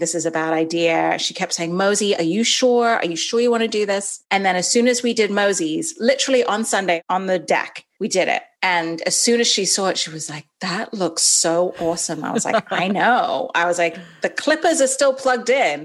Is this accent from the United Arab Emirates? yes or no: yes; Dubai, United Arab Emirates; moved away as an adult; also born or lived in Los Angeles, California / Evanston, Illinois; now in Raleigh, United States; I grew up in Dubai in the Middle East, and I went to an English school